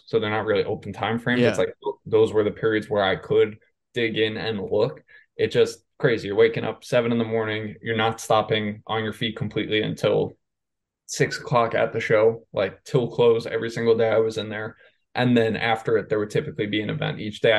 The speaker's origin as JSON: {"language": "English", "region": "New York", "country": "United States", "tie": "born or raised there", "said": "I grew up in New York."}